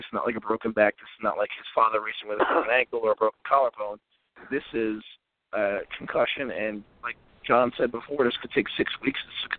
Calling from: Virginia, United States; in Virginia.

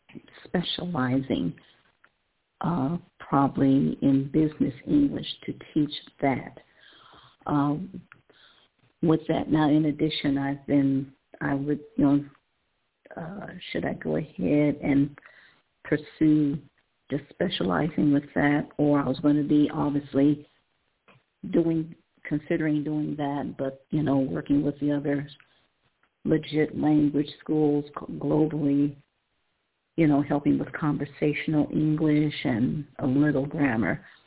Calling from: Ohio, United States; I'm calling from Ohio

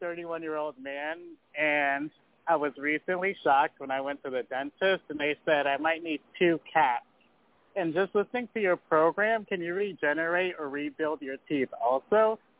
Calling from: Altamonte Springs, Florida, United States; I'm calling from Altamont Springs, Florida.

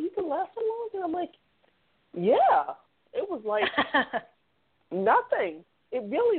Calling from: Boston, Massachusetts, United States; I'm calling from Boston.

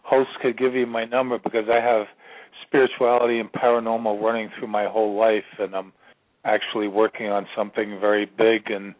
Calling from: Virginia, United States; I'm calling from Virginia

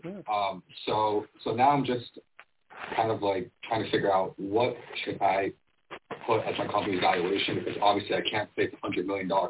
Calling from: Miami, Florida, United States; So I'm actually based down in Miami, Florida.

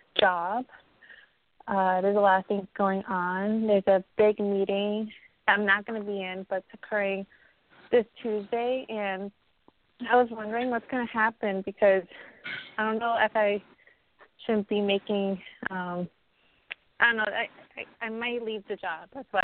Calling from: Connecticut, United States

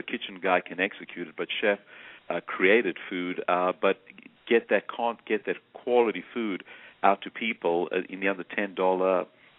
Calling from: Atlanta, Georgia, United States; I'm calling from Atlanta, Georgia.

